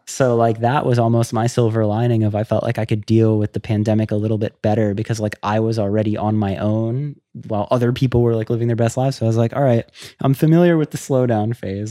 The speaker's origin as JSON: {"language": "English", "region": "Florida", "country": "United States", "tie": "born or raised there", "said": "I grew up in Florida"}